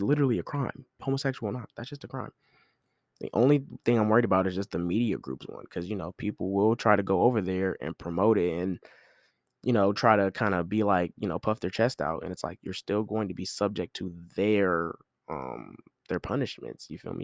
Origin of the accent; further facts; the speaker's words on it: United States; as an American